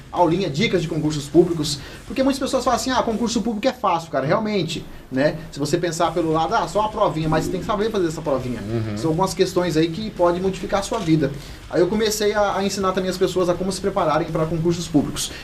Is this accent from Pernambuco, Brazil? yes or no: no; Los Angeles neighbourhood, Vila Carlota, Mato Grosso do Sul, Brazil; a realidade da onde eu nasci e moro até hoje